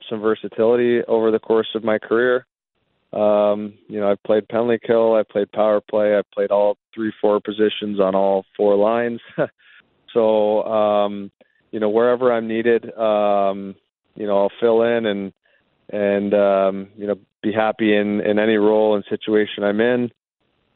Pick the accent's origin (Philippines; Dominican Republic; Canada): Canada; I grew up in Canada